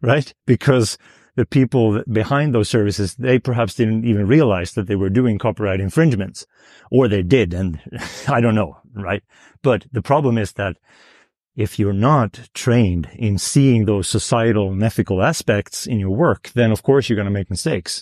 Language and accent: English; Sweden; I'm from Sweden